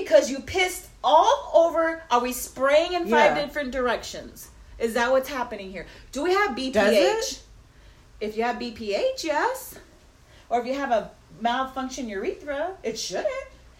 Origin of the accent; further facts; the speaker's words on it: Rio Grande Valley, Texas, United States; moved away; I grew up in the Rio Grande Valley.